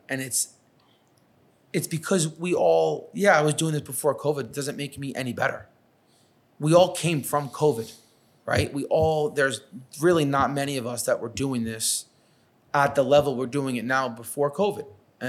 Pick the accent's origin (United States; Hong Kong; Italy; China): United States; New York; accent: New York; now in Los Angeles, United States; I got to my first job in LA and I thought I was like, calm, cool, collective. I lost my New York accent. I slowed down.